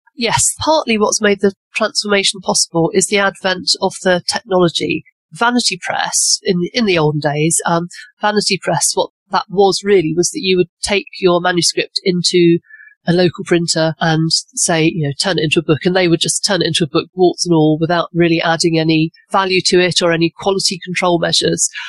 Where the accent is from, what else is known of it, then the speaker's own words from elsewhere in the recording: England, United Kingdom; also born or lived in Cotswolds; I'm obviously English and based in um, a little village in the Cotswolds